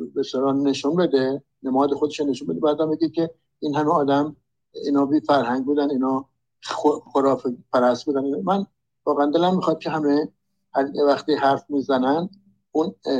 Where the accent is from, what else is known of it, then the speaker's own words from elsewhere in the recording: Iran; من ایرانی هستم